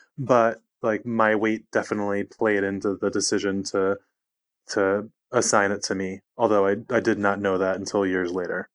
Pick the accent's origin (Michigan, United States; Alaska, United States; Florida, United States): Michigan, United States; outside Detroit; moved away; also born or lived in Los Angeles, United States; I grew up outside Detroit